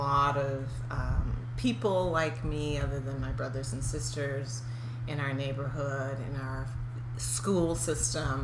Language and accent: English; Toronto, Ontario, Canada; moved away; also born or lived in New York; I grew up in a predominantly Jewish neighborhood, so in Toronto.